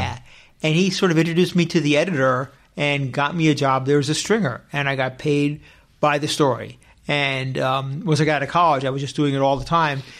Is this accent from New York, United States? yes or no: yes; Westchester, New York, United States; moved away as an adult; now in Los Angeles, United States; I was born in New York City, but I grew up in Westchester.